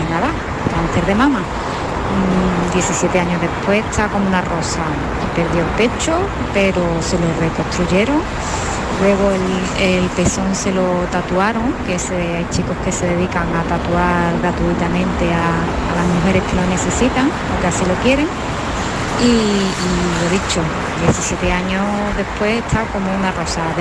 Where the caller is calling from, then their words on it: Seville, Andalusia, Spain; Buenos días … de Sevilla.